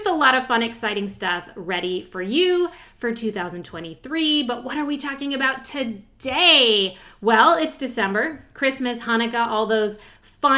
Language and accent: English; California, United States; moved away as an adult; also born or lived in Chicago / Iowa / Austin; now in East Coast, United States; I grew up in California, and then I lived in Chicago for a short time, and I even lived in Iowa for a very short time, and then back to California, and then to Austin